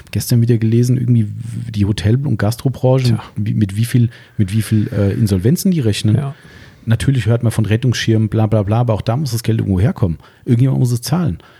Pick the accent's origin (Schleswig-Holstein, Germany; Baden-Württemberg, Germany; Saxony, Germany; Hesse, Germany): Hesse, Germany; bei uns in Hessen